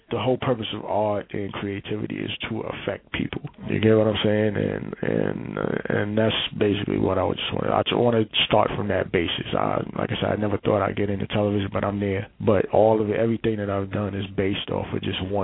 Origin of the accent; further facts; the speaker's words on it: Brooklyn, New York, United States; and I'm from Brooklyn, so I'm starting